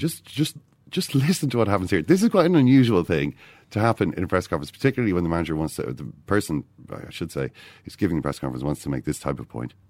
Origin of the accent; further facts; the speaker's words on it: Ireland; I'm, I'm an Irish man